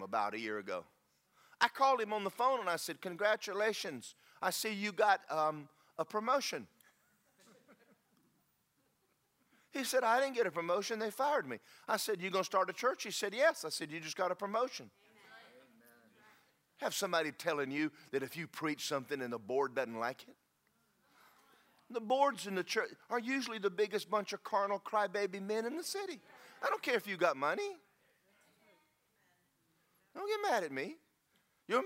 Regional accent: United States; I'm proud of being an American

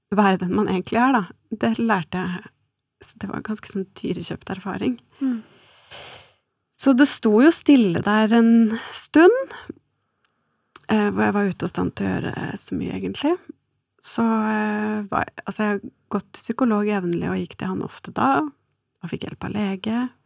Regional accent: Oslo, Norway; jeg er fra Oslo og omegn

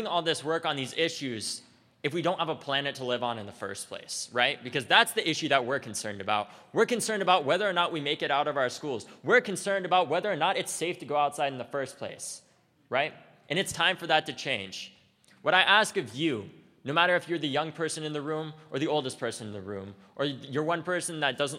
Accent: United States; as an American

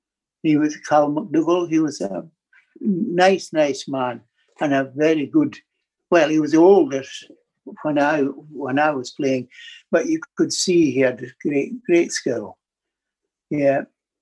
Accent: Tobermory, Scotland, United Kingdom; also born or lived in Glasgow / Tiree; But it was wonderful being brought up in Tobermory.

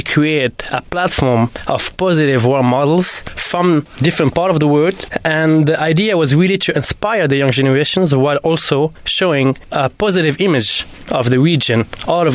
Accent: Morocco; moved away as an adult; also born or lived in France / London; I grew up in Morocco till the age of 20

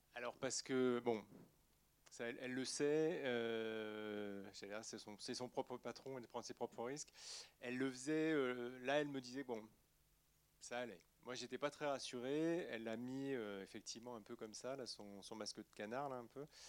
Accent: Poitiers, Nouvelle-Aquitaine, France; je viens de Poitiers

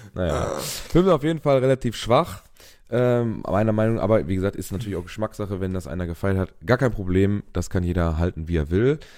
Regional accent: Germany; bei uns in Europa oder in Deutschland

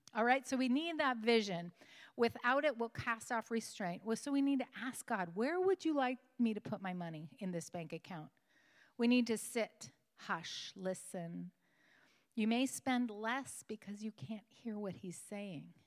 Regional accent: West Coast, United States; moved away; I came from the West Coast

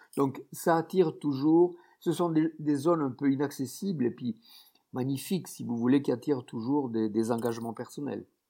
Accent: Tarn, Occitania, France; je suis né dans le Tarn, c'est un département euh, qui est dans le secteur de Toulouse

